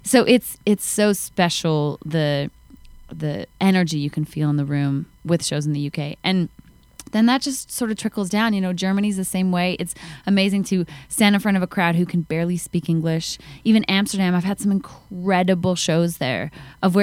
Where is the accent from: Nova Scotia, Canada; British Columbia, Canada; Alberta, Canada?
Alberta, Canada; Calgary; moved away; in Calgary, my hometown